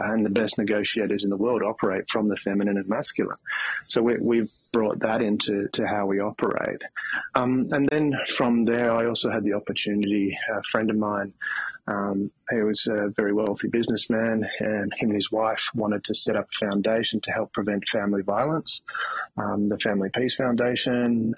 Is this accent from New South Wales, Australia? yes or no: no; country Victoria, Australia; now in Melbourne, Australia; I'm in Melbourne, Australia at the moment. I grew up in a small country town in country Victoria